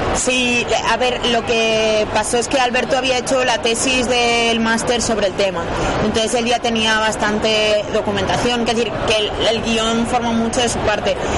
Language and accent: Spanish; Valencia, Valencian Community, Spain; yo soy de Valencia, justo de un barrio que Benimaclet